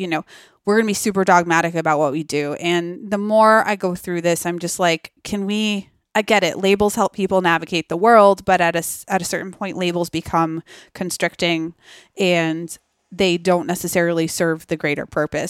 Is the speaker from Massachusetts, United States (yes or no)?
yes; Massachusetts, United States; growing up in Massachusetts